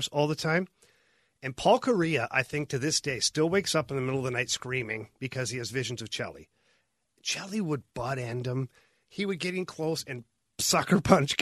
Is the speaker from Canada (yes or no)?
yes; Ottawa, Ontario, Canada; I grew up in Ottawa